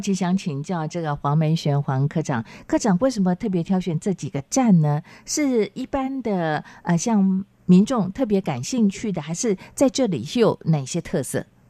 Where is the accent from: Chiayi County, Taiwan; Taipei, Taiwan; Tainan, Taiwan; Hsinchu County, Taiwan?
Chiayi County, Taiwan; Minxiong; moved away; 我是嘉义人，我住民雄啊